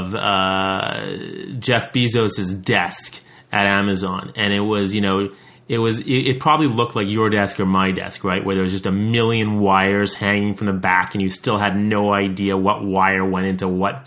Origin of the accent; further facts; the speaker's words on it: Montreal, Quebec, Canada; I'm from Montreal.